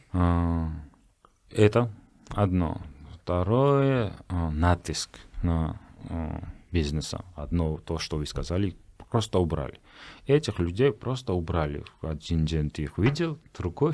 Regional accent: Georgia; я грузин

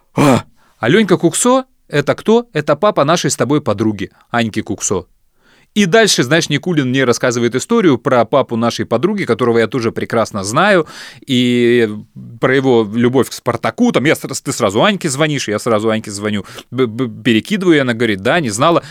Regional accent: Chisinau, Moldova; Мы приезжали из Кишинева в Одессу

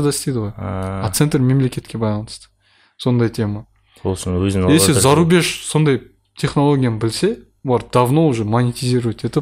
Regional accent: Kazakhstan; өзім де қазақпын ғой

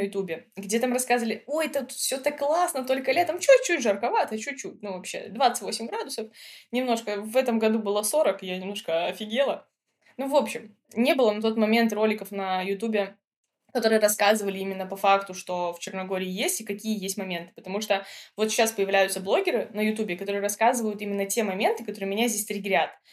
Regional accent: Minsk, Belarus; moved away as an adult; also born or lived in Georgia; now in Montenegro; Мы из Минска, это большой город

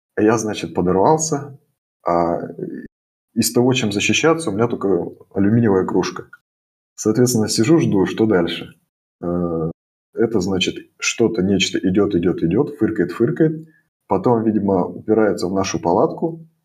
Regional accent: Russia; now in Germany; Мы говорим, мы из России.

